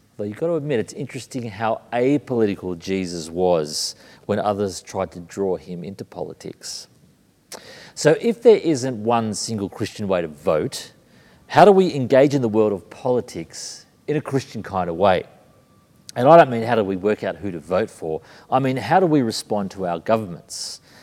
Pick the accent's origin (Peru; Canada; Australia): Australia; Sydney, New South Wales; moved away as an adult; also born or lived in Brisbane, Australia / London, United Kingdom; Born in Brisbane, raised in Sydney, living in London